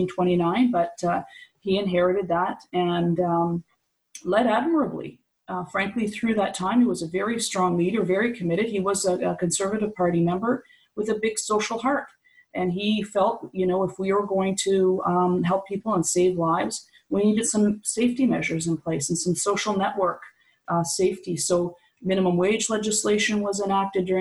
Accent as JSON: {"language": "English", "town": "Moncton", "region": "New Brunswick", "country": "Canada", "tie": "born or raised there", "also_born_or_lived": "British Columbia", "moved": "yes", "said": "I was born in Moncton. I lived in British Columbia for many years, and I've moved back to New Brunswick"}